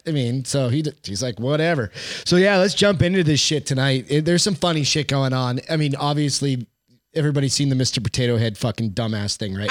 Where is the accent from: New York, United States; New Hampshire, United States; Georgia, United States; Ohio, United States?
New Hampshire, United States; Hampton Beach; moved away; I remember going back home to New Hampshire. So I'm from Hampton Beach